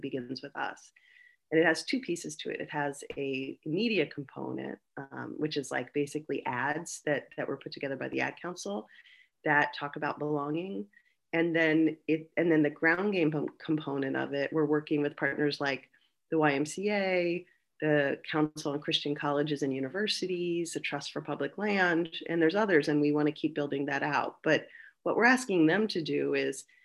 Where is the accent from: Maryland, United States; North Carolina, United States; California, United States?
California, United States; Monterey Park; I was born and raised in a fairly small town called Monterey Park, which is right in the middle of Los Angeles County